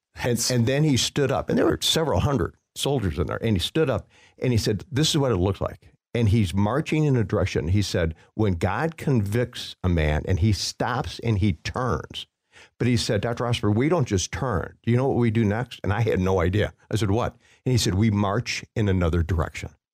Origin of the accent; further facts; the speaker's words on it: Waukegan, Illinois, United States; growing up in Waukegan, Illinois